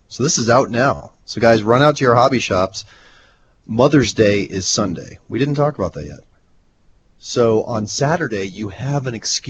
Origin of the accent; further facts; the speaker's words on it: Nebraska, United States; I'm from Nebraska.